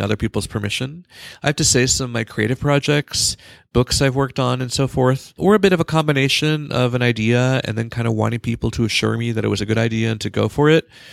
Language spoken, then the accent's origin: English; California, United States; moved away as an adult